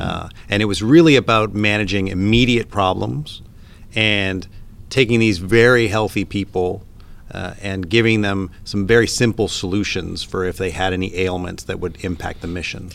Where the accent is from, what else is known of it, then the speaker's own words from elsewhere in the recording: Canada; moved away; if my accent hasn't given me away yet, I'm originally from Canada